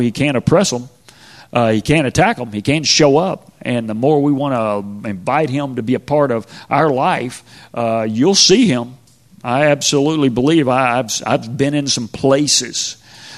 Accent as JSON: {"language": "English", "town": "Spring", "region": "Texas", "country": "United States", "tie": "born or raised there", "said": "I grew up in Spring, Texas"}